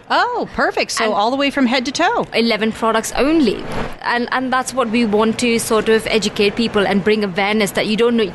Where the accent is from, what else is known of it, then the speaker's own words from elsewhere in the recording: India; So, growing up in India on this land